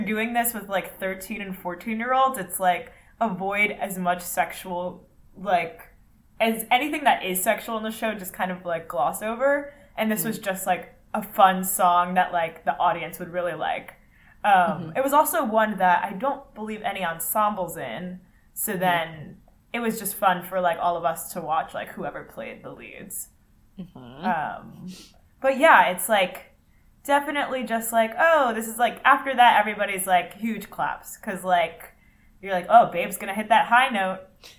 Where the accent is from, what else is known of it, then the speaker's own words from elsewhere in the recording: Philadelphia, Pennsylvania, United States; In Philly.